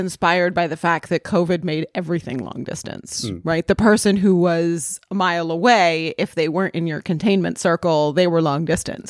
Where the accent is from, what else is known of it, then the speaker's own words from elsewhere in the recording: Los Angeles, California, United States; I'm from Los Angeles and there's a similar, I mean, Los Angeles just is really sprawling.